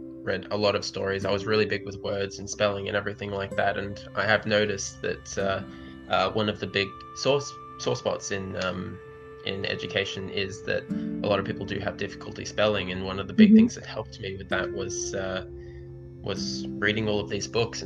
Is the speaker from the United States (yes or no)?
no; Australia; as an Australian